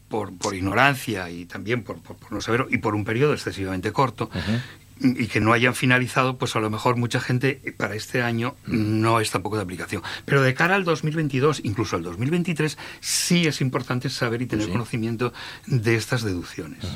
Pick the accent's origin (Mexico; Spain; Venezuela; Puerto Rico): Spain; Salas, Asturias; yo soy de Salas y llevo trabajando en Salas 38 años